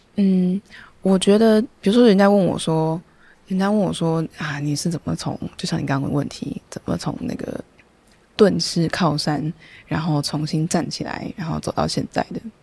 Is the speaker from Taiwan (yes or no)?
yes; Taipei, Taiwan; moved away as an adult; now in Taitung, Taiwan; 虽然我是台北人，又是大安区